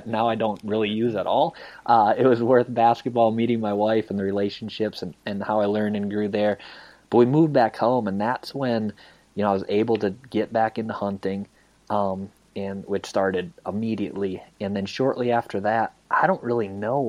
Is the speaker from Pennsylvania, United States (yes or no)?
no; Iowa, United States; I grew up obviously in Iowa